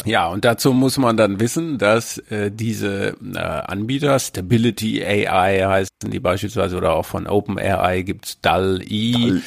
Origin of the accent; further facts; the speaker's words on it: North Rhine-Westphalia, Germany; ich bin ja auch aus Ostwestfalen